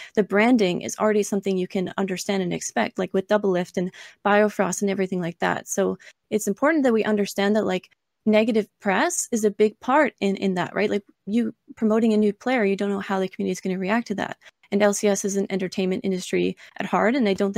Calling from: Ontario, Canada; I'm calling from Ontario, Canada.

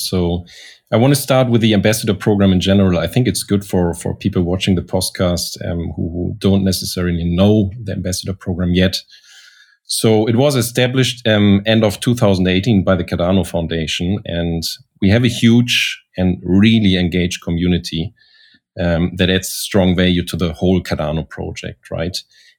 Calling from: Zurich, Switzerland; I'm dialing in from Zurich, our Zurich office

